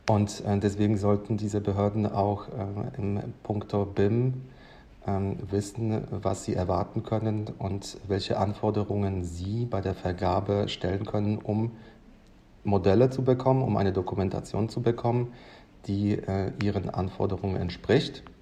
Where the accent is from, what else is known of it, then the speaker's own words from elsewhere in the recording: Lodz, Łódź Voivodeship, Poland; born there; Ich bin ja gebürtiger Pole aus Lodz